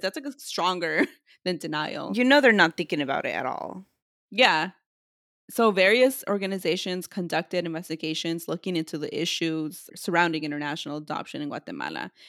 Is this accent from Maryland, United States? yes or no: no; California, United States; We're from California